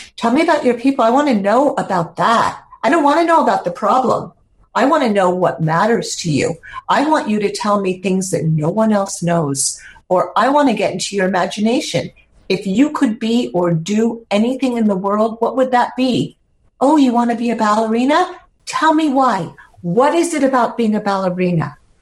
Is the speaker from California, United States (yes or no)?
yes; San Francisco, California, United States; I grew up in San Francisco